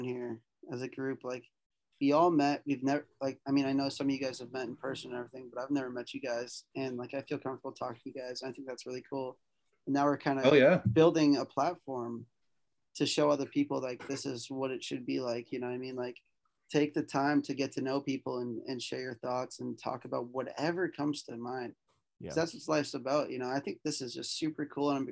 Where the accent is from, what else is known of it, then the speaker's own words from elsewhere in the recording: Massachusetts, United States; I'm from Massachusetts, so I'm like pretty much like the furthest east state as far as I know.